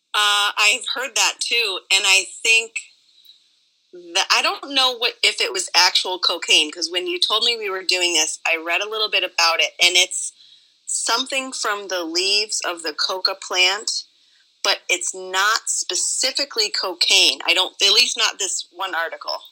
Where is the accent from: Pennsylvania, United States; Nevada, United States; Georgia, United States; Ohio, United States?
Nevada, United States; I am from Nevada